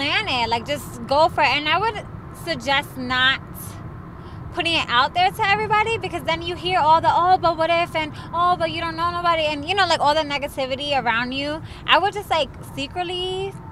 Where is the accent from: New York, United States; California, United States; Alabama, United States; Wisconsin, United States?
New York, United States; moved away as an adult; now in Texas, United States; I'm from New York